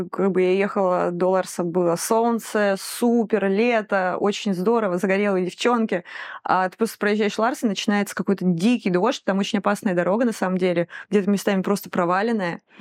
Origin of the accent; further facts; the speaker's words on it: Rostov-on-Don, Rostov Oblast, Russia; То есть, во-первых, я доехала до Ростова. Ростов мой родной город, класс.